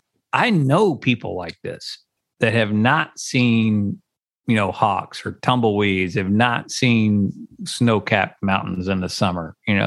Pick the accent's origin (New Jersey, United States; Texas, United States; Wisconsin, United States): Texas, United States; San Angelo; also born or lived in Tennessee; And of course I'm from San Angelo